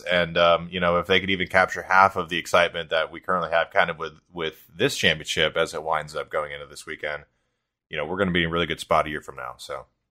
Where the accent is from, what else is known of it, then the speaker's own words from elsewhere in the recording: United States; as an American